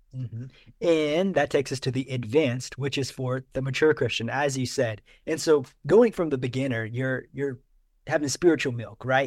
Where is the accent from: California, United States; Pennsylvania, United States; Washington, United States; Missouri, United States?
Missouri, United States; I grew up in Missouri